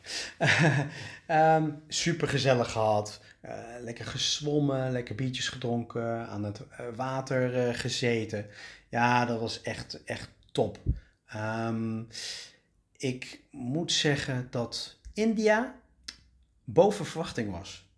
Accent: Netherlands; ik kom uit Nederland

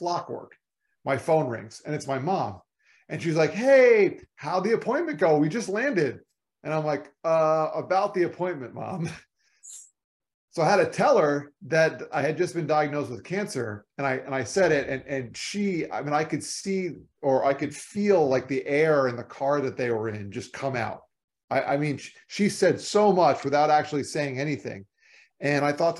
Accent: Florida, United States; moved away; I'm from Florida

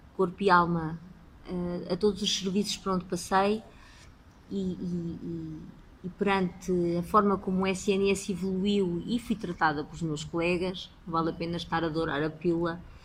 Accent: Lisbon, Portugal; Sou nascida e criada em Lisboa

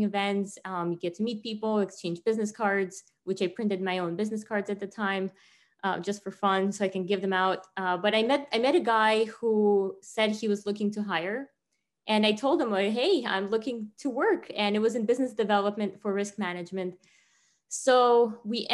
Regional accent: Tajikistan; moved away; me growing up in Tajikistan

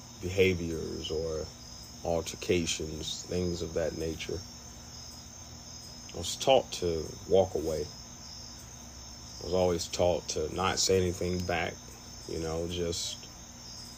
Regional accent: Reform, Mississippi, United States; also born or lived in Ackerman, Mississippi; I was born in Ackerman, but Reform is where I grew up.

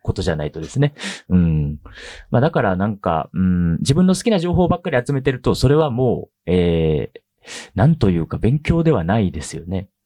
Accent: Tamba, Hyogo, Japan; now in Tokyo, Japan; 出身は兵庫県の丹波っていうところで本当に山の中でもうものすごい田舎なんですけれども

